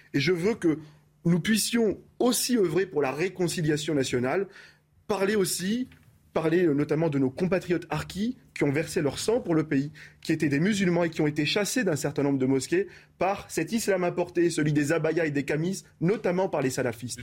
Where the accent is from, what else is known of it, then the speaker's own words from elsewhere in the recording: France; je suis français, j'aime profondément mon pays